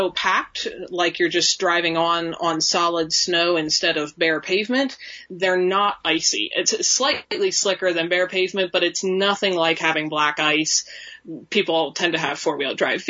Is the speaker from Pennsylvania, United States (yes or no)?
yes; South Central Pennsylvania, United States; moved away as an adult; now in Wyoming, United States; I grew up in Pennsylvania as well, in kind of South Central PA